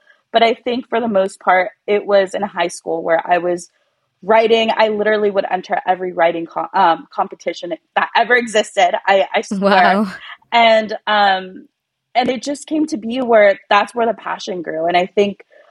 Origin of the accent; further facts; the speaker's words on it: California, United States; first language Spanish; English is a second language; I was born in California. But, you know, like a lot of Latino kids, I was not raised in a household that spoke English. We spoke Spanish at home